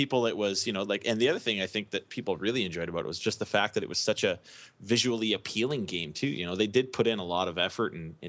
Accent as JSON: {"language": "English", "country": "Canada", "said": "As a Canadian, you know, one thing that you keep hearing up here"}